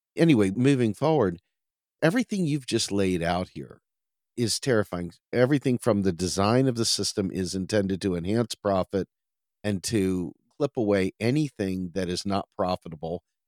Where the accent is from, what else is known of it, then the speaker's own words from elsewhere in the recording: Washington, District of Columbia, United States; moved away as an adult; also born or lived in suburban Maryland; now in Pennsylvania, United States; I grew up in Washington, D C, and my entire youth and teenage years and even into my forties, I lived in the nation's capital